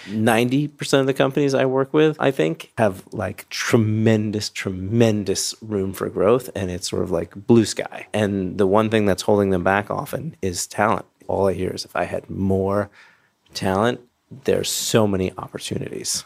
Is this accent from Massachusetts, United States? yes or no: yes; Berkshire County, Massachusetts, United States; moved away; I grew up here in Berkshire County, and as a kid, I was taken to all of our cultural destinations